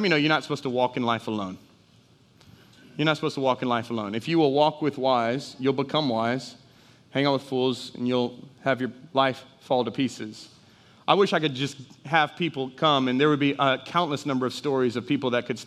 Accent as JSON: {"language": "English", "town": "Houston", "region": "Texas", "country": "United States", "tie": "born or raised there", "also_born_or_lived": "Dallas, Texas", "moved": "as an adult", "lives_now": "Jennings, United States", "said": "I'm a Houston boy. I was raised in Houston. I was raised in Dallas, so I was big city"}